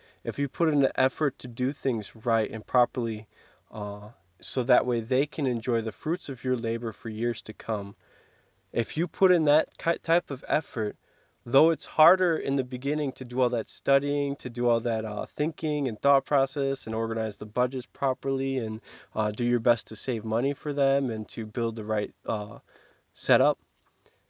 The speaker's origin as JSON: {"language": "English", "region": "Kansas", "country": "United States", "said": "I'm from Kansas"}